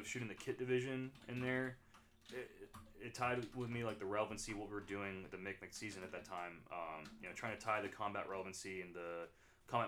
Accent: Newnan, Georgia, United States; moved away as an adult; I'm from Newnan, Georgia originally. Left for the Marine Corps there in August 11, 2014

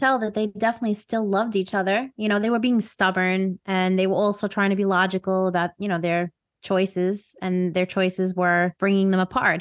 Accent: New York, United States; accent: New York

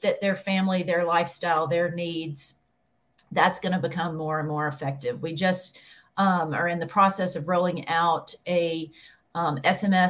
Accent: Birmingham, Alabama, United States; Birmingham, Alabama, born and bred.

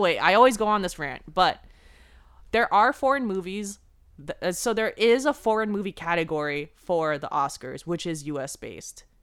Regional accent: Bay Area, California, United States; we're from the Bay Area

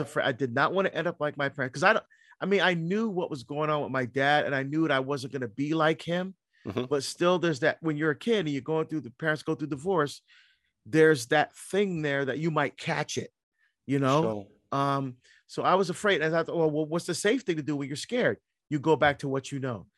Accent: New Jersey, United States; moved away as an adult; also born or lived in Barbados; now in Oregon, United States; I grew up in New Jersey

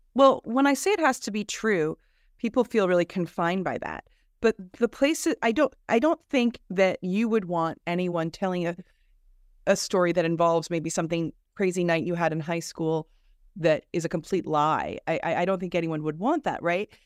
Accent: New Jersey, United States; moved away as an adult; also born or lived in New York City; now in California, United States; I grew up in New Jersey

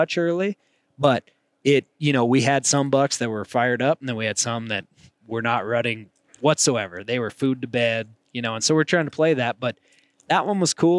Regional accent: Montana, United States; me growing up in Montana, I've done some whitetail hunting

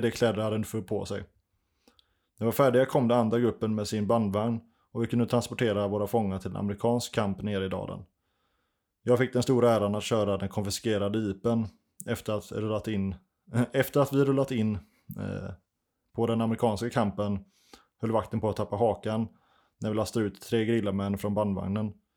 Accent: Sweden; vad man är van med som svensk

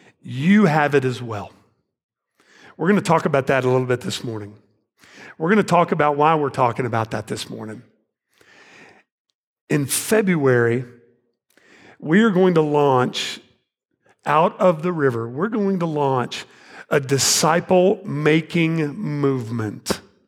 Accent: Arlington, Texas, United States; also born or lived in Fort Worth, Texas; I was born in 1970 in Fort Worth, Texas. You know where that is? Go Frogs. TCU, right? Who's for TCU? All right. I moved to Arlington, Texas in 1977. My parents bought a house out there, started school, grew up there.

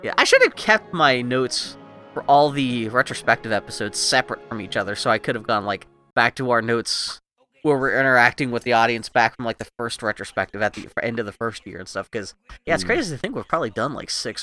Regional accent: Pittsburgh, Pennsylvania, United States; I grew up in Pittsburgh, which is landlocked

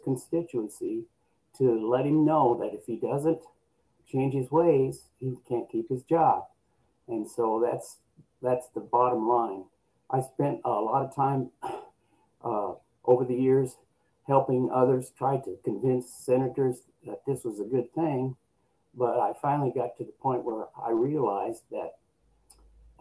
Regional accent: Nebraska, United States; I grew up in Nebraska

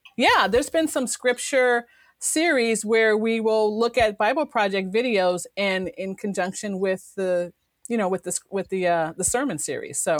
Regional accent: Chicago, Illinois, United States; I'm originally from Chicago

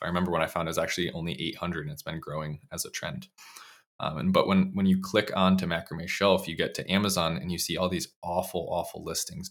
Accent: Bristol, Connecticut, United States; I grew up in Bristol, Connecticut

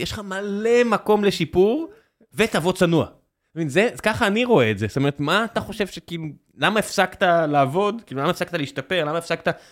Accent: Beersheba, Southern District, Israel; moved away as an adult; now in Tel Aviv, Israel; נולדתי בבאר שבע, חייתי שם עד גיל 24, מאז תל אביב

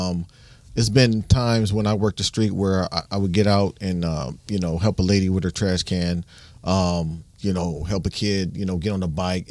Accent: Toledo, Ohio, United States; I grew up by Sleepy Hollow. What? I was a Rogers Ram

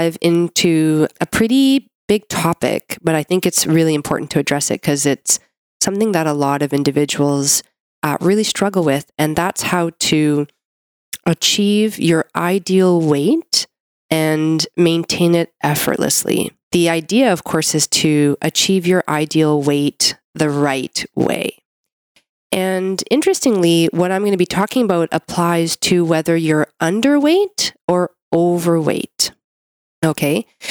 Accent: Canada; I'm a Canadian medical doctor

